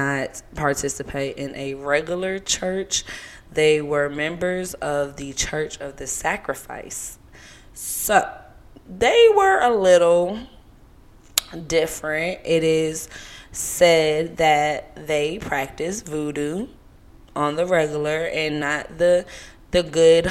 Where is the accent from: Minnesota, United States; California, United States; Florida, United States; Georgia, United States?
Georgia, United States; Savannah; also born or lived in Seattle, Washington / Atlanta, Georgia / Louisiana (ancestry); I moved to Savannah before the age of 4 and then moved to the South Side of Atlanta around the age of 13. So, I'm full-bred Georgia girl